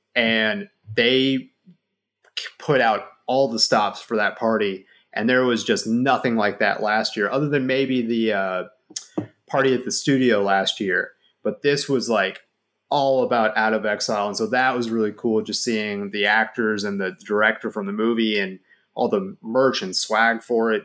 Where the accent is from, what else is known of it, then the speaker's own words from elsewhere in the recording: Dallas, Texas, United States; I'm from Dallas. Like I've lived in Dallas my entire life.